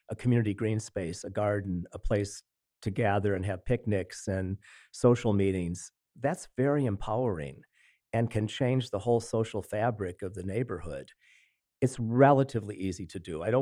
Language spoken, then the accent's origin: English; Lockport, Illinois, United States; I come from Lockport, Illinois, a small community, but played a very important role historically. In my childhood, it was starting to change.